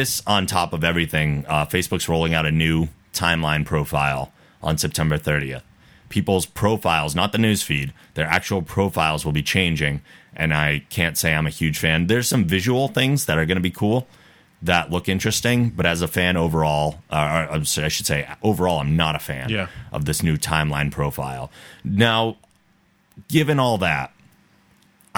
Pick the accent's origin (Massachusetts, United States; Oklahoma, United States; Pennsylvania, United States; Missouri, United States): Massachusetts, United States; North Attleboro; moved away; my hometown's North Attleboro